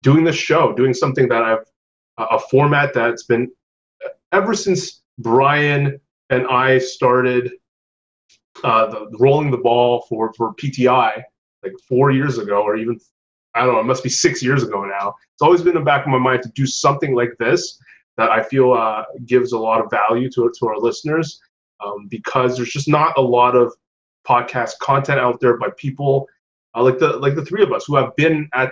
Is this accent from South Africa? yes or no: no; Canada; As a Canadian who lives in Quebec